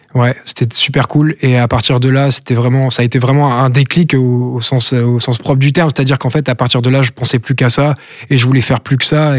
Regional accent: Brest, Brittany, France; je me considère plus comme brestois que comme breton

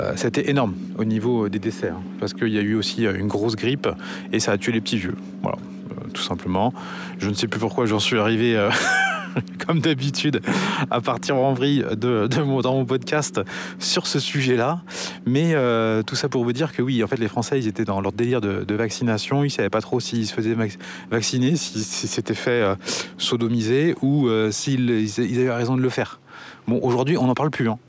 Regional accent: Angers, Pays de la Loire, France; also born or lived in Paris; nous sommes originaires d'Angers

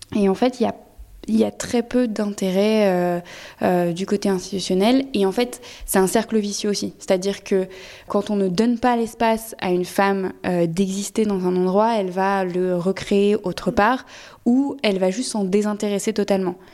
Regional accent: France; Je suis française

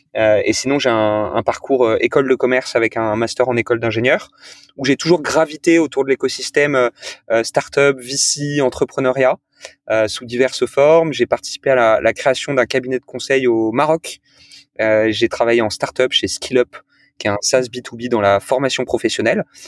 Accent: Toulon, Provence-Alpes-Côte d'Azur, France; j'ai grandi à Toulon

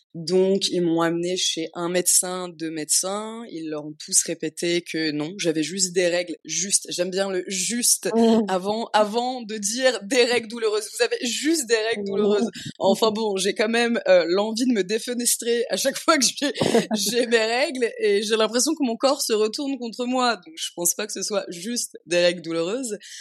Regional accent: Paris, Île-de-France, France; moved away as an adult; also born or lived in Amsterdam; now in Tulum, Mexico; je suis née, j'ai grandi à Paris

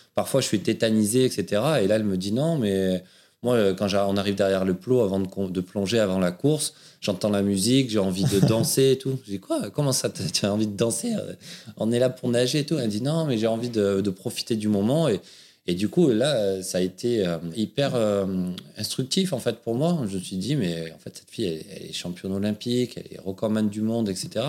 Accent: Aubagne, Provence-Alpes-Côte d'Azur, France; accent: southern French accent that sings; je suis né dans le sud de la France, à Aubagne, le pays de Marcel Pagnol, d'où cet accent euh, qui chante un peu, dont je suis fier

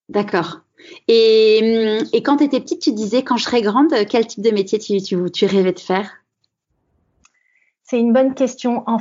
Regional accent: Aubervilliers, Île-de-France, France; Alors, je suis née à Aubervilliers, en Seine-Saint-Denis.

